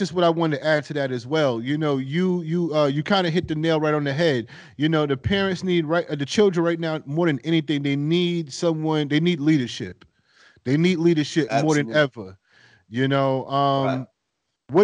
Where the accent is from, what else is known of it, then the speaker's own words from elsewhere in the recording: East Coast, United States; moved away; I'm coming from the East Coast